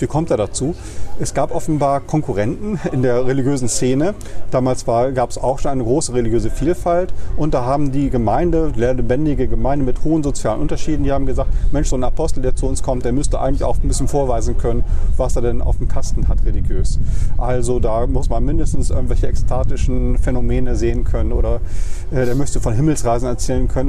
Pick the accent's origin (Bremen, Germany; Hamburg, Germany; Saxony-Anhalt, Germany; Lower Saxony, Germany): Bremen, Germany; moved away as an adult; also born or lived in Kiel / Marburg; ich komme aus der Neustadt, bin in Huckelriede ah, ja. zur Schule gegangen